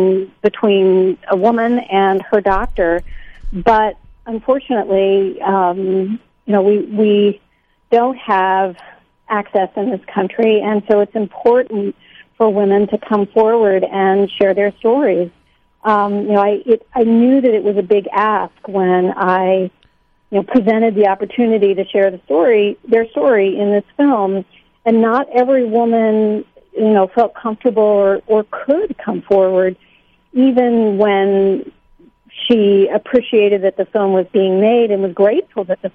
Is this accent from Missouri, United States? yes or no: yes; Missouri, United States; my home state of Missouri